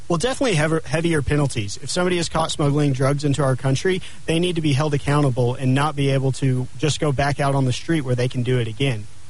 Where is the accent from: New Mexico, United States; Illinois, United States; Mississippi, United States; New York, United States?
New Mexico, United States; Clovis; also born or lived in Lubbock, Texas; now in Albuquerque, United States; I grew up in Clovis, New Mexico on my parents' dairy farm.